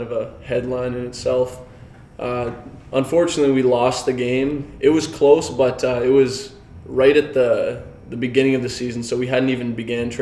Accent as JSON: {"language": "English", "town": "North Bay", "region": "Ontario", "country": "Canada", "tie": "born or raised there", "said": "growing up in North Bay, I went to Scollard Hall"}